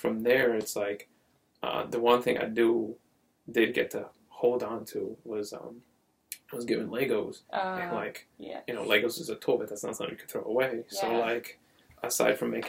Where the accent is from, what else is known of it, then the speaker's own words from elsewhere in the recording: Paterson, New Jersey, United States; moved away; I grew up North Jersey